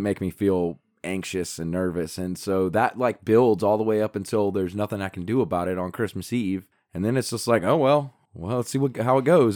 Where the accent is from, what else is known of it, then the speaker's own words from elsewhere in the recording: Appalachia, United States; we're Appalachian